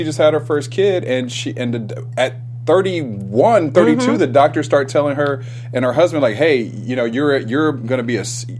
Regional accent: Ohio, United States; I'm from Ohio

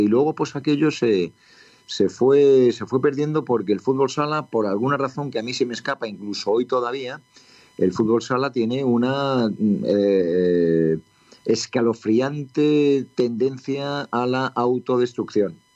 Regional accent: Madrid, Community of Madrid, Spain; muy cerca de donde yo había nacido y donde yo me había criado, pero luego me cambié yo de casa en Villaverde

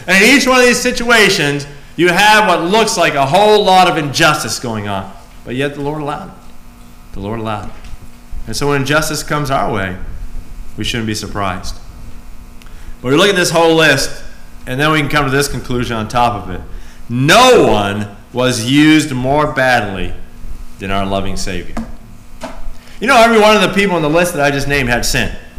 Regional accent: United States; I'm an American.

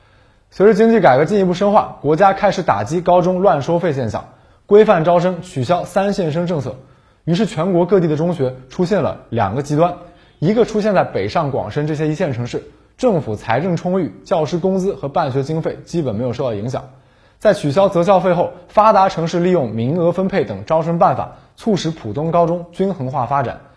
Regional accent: Jiangsu, China; 我一个遭受过困难模式的江苏考生

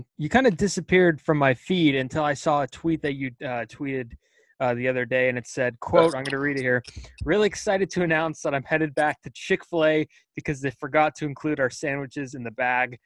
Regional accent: Pacifica, California, United States; I'm from Pacifica

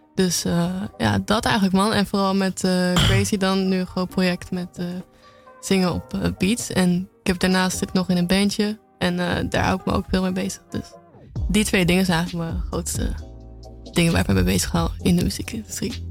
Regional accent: Apeldoorn, Gelderland, Netherlands; now in Amsterdam, Netherlands; officieel kom ik uit Apeldoorn

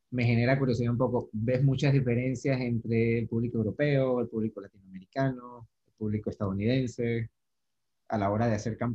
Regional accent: Panama; accent: Panamanian; a mí me pasó lo mismo en España, o sea, más que entenderlos a ellos, poder hacerme entender fue un reto grande, hablaba muy rápido, hablaba muy panamiza

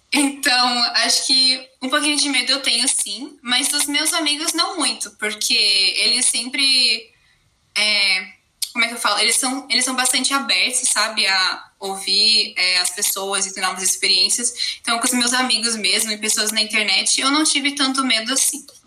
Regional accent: Brazil; also born or lived in Germany; eu venho da Alemanha, um pouquinho longe, mas eu tô morando no Brasil e sempre morei aqui minha vida inteira

